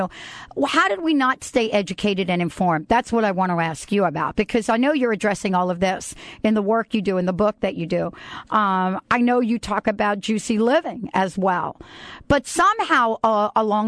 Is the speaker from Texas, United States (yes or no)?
no; New York City, New York, United States; from the Bronx